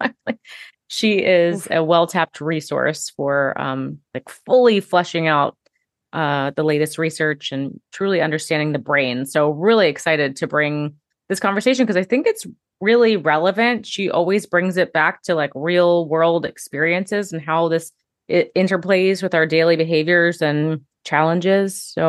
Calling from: New York City, New York, United States; I'm tuning in from New York City today, joined by my sister across the country in Las Vegas.

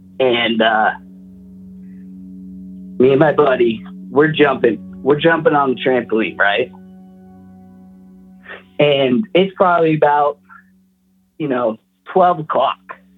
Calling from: Post Falls, Idaho, United States; Post Falls, Idaho.

